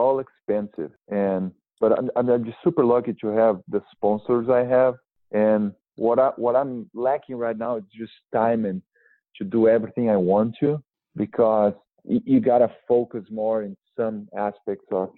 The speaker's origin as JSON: {"language": "English", "country": "Brazil", "tie": "born or raised there", "moved": "yes", "lives_now": "Santa Barbara, United States", "said": "my hometown community in Brazil"}